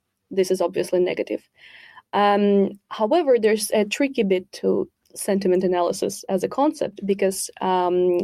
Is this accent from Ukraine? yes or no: yes; Ukraine; moved away; I'm originally from Ukraine